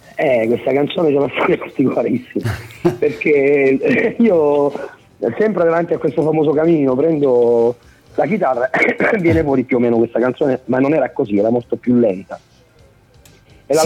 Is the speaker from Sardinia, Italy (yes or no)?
no; Abruzzo, Italy; io da abruzzese